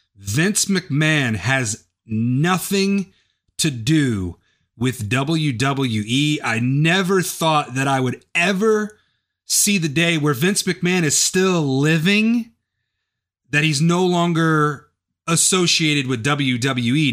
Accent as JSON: {"language": "English", "town": "Whiteland", "region": "Indiana", "country": "United States", "tie": "born or raised there", "said": "my hometown of Whiteland, Indiana"}